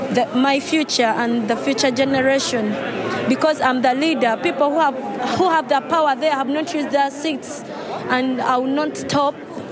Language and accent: English; Uganda; I'm from Uganda, which is like 15-hour flight